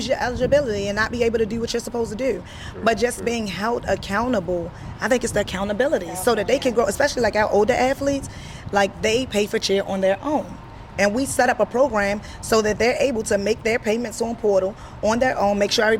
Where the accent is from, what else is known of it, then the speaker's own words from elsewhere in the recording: Baltimore, Maryland, United States; I went to Northern High School in East Baltimore. And I cheered there